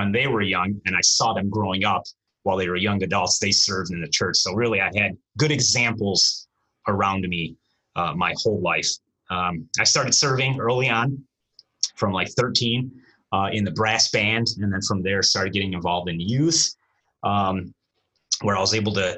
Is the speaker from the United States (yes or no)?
yes; United States; first language Romanian; English is a second language; I was born here in the States. My parents came here. My dad came here in 79 and then my mother shortly after. We grew up here. Our language initially was Romanian.